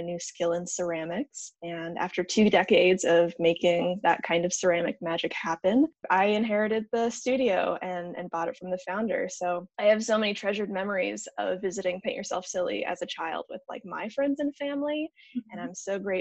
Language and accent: English; Lincoln, Nebraska, United States; I grew up in Lincoln. I was born and raised here.